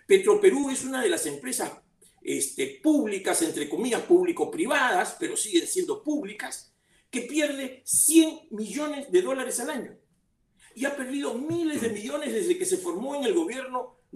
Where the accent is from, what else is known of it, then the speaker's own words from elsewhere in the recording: Peru; Porque todos somos peruanos, los de provincias y los de Lima